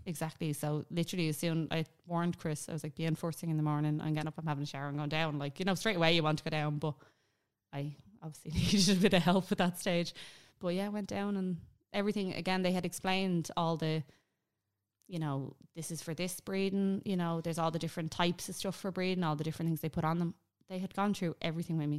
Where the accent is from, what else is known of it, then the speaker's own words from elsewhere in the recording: Ireland; we're Irish. It's our mentality.